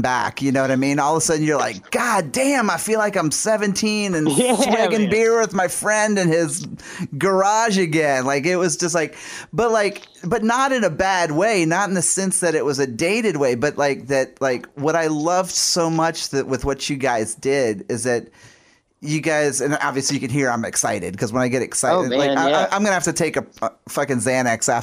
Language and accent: English; New Orleans, Louisiana, United States; my hometown in New Orleans